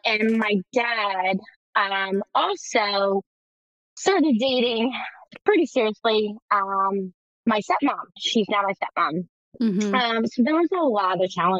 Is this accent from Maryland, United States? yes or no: yes; Baltimore, Maryland, United States; I was actually born and raised in Baltimore, Maryland